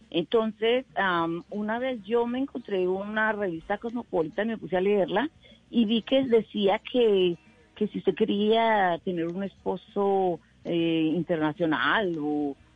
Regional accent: Medellín, Antioquia, Colombia; born there; A ver, por accidente nací en Medellín porque mi mamá era paisa y mi papá era isleño, San Andrésano, Entonces, como mi hermana mayor nació en San Andrés, pues mi mamá quería que la segunda naciera en Medellín

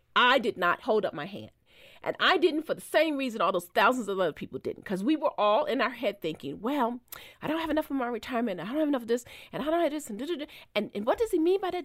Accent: Baltimore, Maryland, United States; moved away as an adult; I left my hometown paper to go to the Post, so she wasn't happy about that 'cause she wanted me to stay in Baltimore

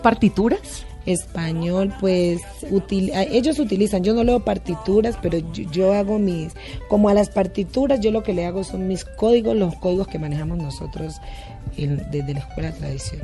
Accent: Timbiquí, Cauca, Colombia; now in Cali, Colombia; yo vivo, soy de Timbiquí, pero yo vivo en Cali desde hace muchos años

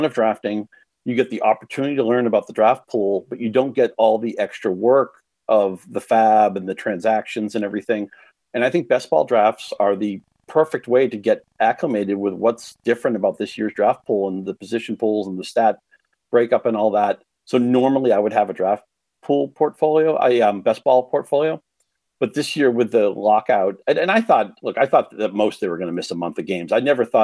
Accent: Chelmsford, Massachusetts, United States; My hometown Chelmsford

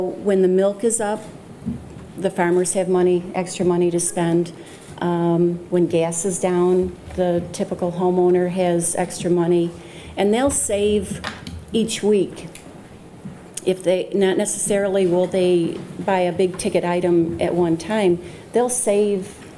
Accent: United States; I'm from Wyoming County, so I'm heavy agriculture county.

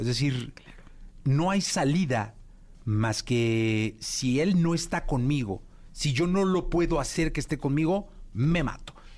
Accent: Mexico; como familia mexicana

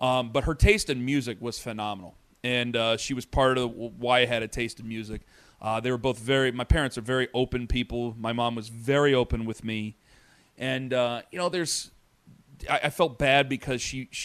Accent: Canton, Ohio, United States; now in Cleveland, United States; we're from Canton.

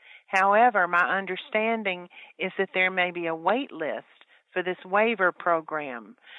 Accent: Columbia, Louisiana, United States; Monroe is the big city north of where I was born in Columbia, Louisiana.

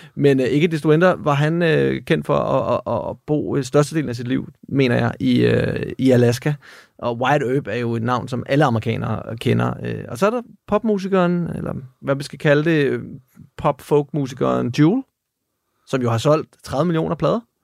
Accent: Denmark; her hjemme i Danmark

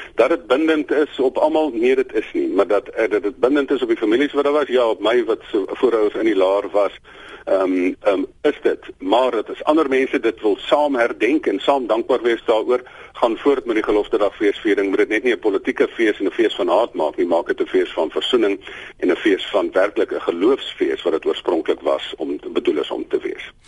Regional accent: South Africa; ons as Suid-Afrikaners

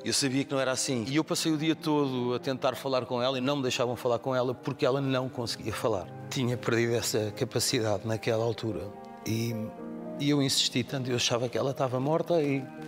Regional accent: Amadora, Lisbon, Portugal; Nós crescemos naquela rua na Estrada da Damaia.

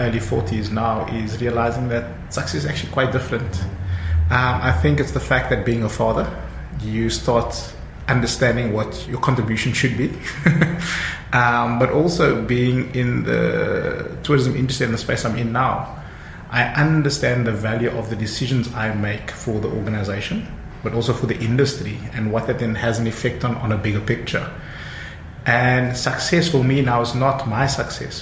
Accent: Cape Town, Western Cape, South Africa; also born or lived in Johannesburg; Growing up in Mitchells Plain, I think for us success then was being a teacher or a principal

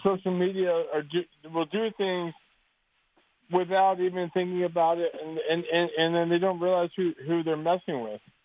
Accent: Baltimore, Maryland, United States; I'm from Baltimore, Baltimore City, born and raised

